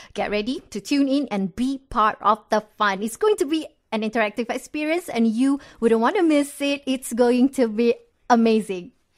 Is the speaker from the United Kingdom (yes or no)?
no; Malaysia; unite us as Malaysian